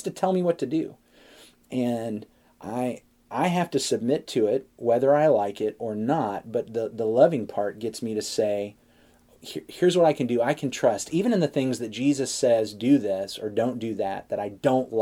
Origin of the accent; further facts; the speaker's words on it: United States; I'm an American